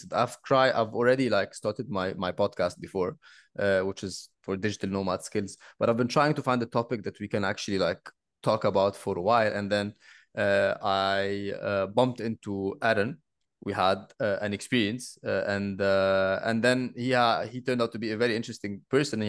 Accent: Egypt; moved away; also born or lived in Bali; I am actually from Egypt

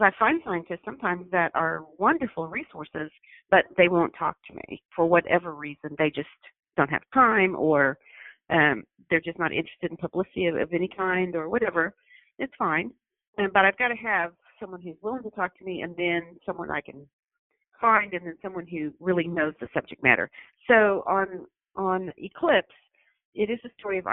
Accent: Arkansas, United States; I'm from Arkansas

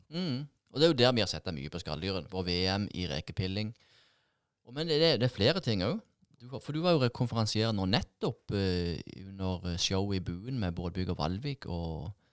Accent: Sørlandet, Southern Norway, Norway; som sørlendinger

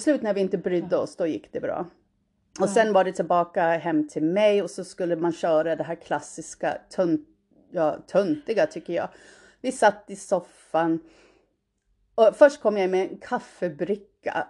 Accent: United States; moved away as an adult; now in Sweden; jag är född i Sverige, svenska föräldrar. Och eh, när jag var fem år flyttade jag och min mamma till USA

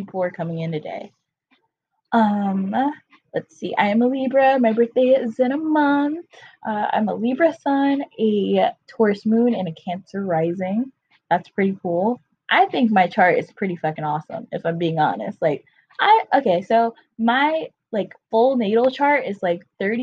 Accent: North Carolina, United States; now in Florida, United States; I'm from North Carolina, but I live in Florida now

